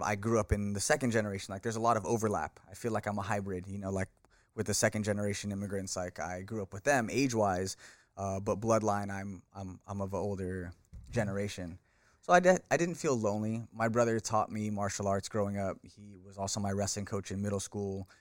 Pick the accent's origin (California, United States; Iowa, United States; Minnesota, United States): California, United States; Bay Area; born in California, born and raised in the Bay Area